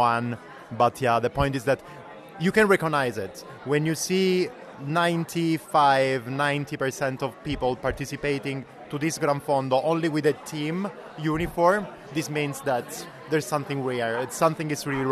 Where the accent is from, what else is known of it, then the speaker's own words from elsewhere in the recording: Italy; accent: Italian; English is a second language; as Italian with my Italian accent